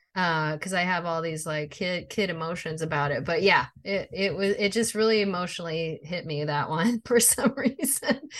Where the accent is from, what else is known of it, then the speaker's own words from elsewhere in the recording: outside of Chicago, Illinois, United States; we grew up outside of Chicago